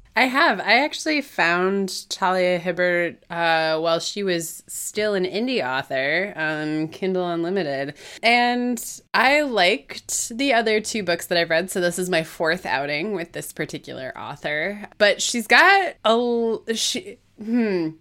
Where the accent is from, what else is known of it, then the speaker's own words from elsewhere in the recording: Midwest, United States; as a Midwesterner